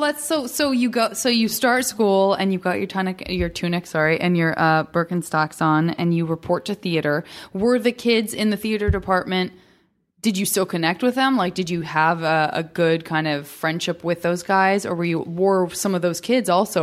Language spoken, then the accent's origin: English; Tucson, Arizona, United States